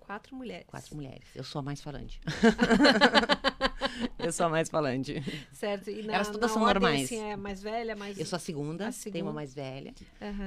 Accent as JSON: {"language": "Portuguese", "town": "Santo Ângelo", "region": "Rio Grande do Sul", "country": "Brazil", "tie": "born or raised there", "said": "Eu sou a gaúcha, família... gaúcha. É, nasci nas Missões, na capital das Missões, Santo Ângelo. Eh, nasci em março, no dia 18 de março"}